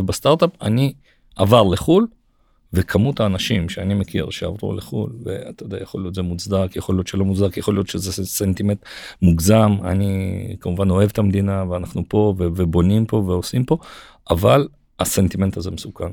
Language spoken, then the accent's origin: Hebrew; Israel; אנחנו ישראלים